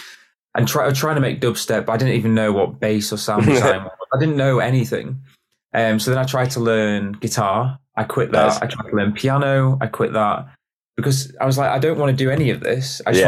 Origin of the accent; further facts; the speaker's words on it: York, Yorkshire and the Humber, United Kingdom; I'm from York.